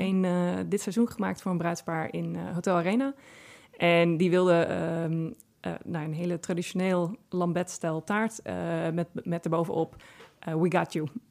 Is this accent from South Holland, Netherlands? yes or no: no; Friesland, Netherlands; ik kom uit Friesland. En in Friesland hadden wij heel veel appelbomen in de tuin staan